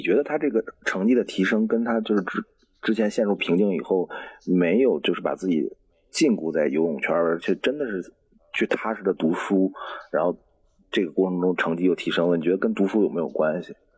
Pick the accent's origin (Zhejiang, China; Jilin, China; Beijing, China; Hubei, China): Beijing, China; 我是北京人